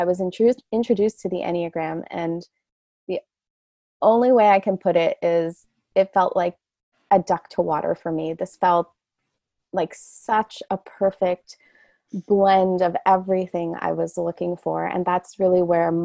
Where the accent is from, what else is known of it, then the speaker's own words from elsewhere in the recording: Canada; moved away as an adult; I'm Canadian